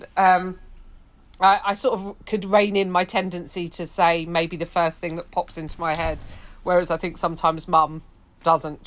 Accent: London, United Kingdom; I grew up in West London

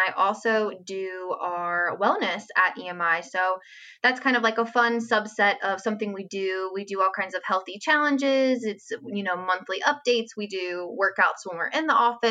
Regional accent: Southern Kentucky, United States; We're both from Southern Kentucky.

